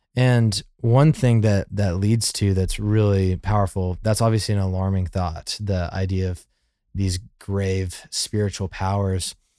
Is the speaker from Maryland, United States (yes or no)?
no; Birmingham, Alabama, United States; growing up in Birmingham, Alabama